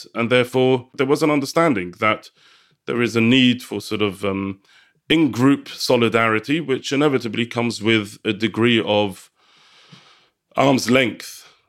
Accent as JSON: {"language": "English", "region": "London", "country": "United Kingdom", "tie": "born or raised there", "first_language": "Yiddish", "second_language": "English", "said": "am the head teacher of a Orthodox Jewish school in North London. I'm also a member of the Hasidic community in Stamford Hill, which is where I grew up and where I currently live with my family."}